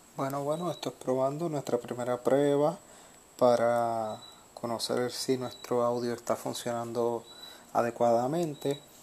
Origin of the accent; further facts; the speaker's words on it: Puerto Rico; a mí como puertorriqueño